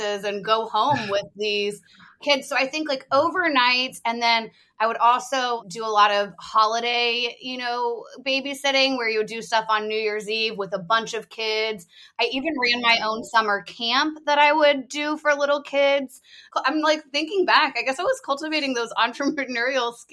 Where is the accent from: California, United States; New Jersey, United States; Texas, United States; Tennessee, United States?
Tennessee, United States; Nashville; moved away; I grew up in Nashville